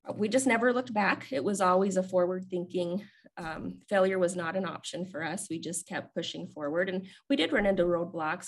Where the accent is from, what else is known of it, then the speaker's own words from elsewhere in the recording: West Desert of Utah, United States; I grew up in the West Desert of Utah in a very small, small community